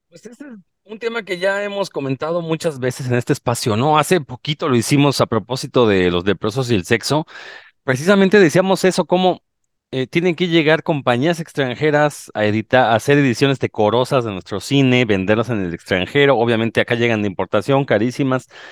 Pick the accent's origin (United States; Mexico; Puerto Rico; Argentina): Mexico; como buenos mexicanos